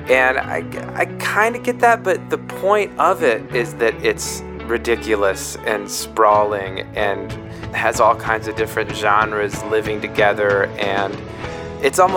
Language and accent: English; Minnesota, United States; now in California, United States; I'm from Minnesota.